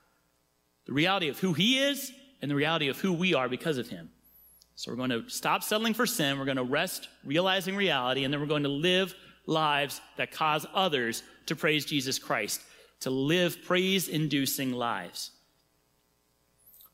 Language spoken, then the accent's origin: English; Cincinnati, Ohio, United States; I'm from Cincinnati